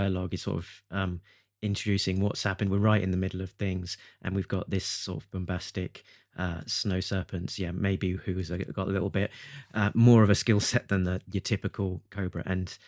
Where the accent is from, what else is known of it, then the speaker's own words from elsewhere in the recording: United Kingdom; being a Brit